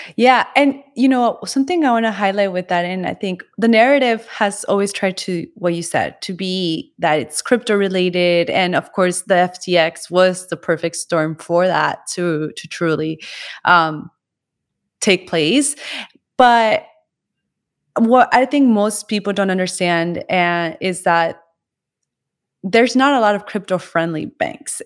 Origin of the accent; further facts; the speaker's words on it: Colombia; I come also from Colombia